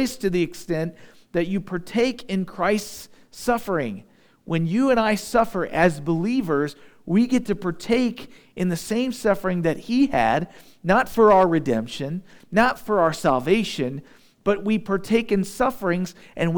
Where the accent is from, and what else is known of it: United States